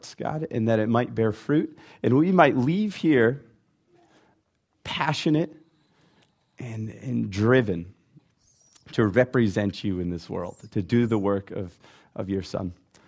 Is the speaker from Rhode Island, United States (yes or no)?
yes; Rhode Island, United States; So originally, I'm from Rhode Island, and you might not know that or recognize that, because I try really hard to put R's on the end of my words.